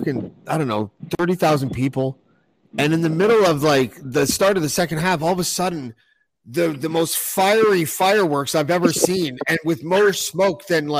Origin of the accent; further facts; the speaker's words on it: Toronto, Ontario, Canada; we're from Toronto